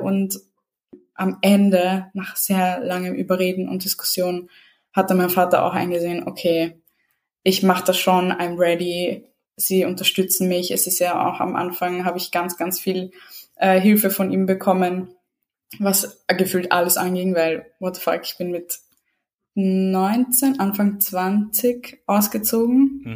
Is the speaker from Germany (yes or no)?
no; Vienna, Austria; first language Serbian; German is a second language; ich bin in Wien geboren, aufgewachsen ähm, ja, meine Eltern sind aus Serbien